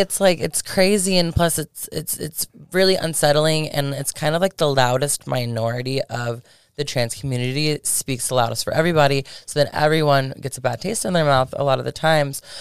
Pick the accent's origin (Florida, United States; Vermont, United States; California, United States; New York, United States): Florida, United States; Polk County; moved away as an adult; also born or lived in Tampa, Florida; now in Las Vegas, United States; I'm originally from Tampa, but I grew up in Polk County in Florida.